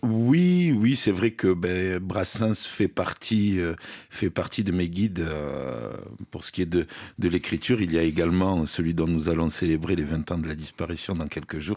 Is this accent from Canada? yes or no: no; south of France, France; je viens du sud de la France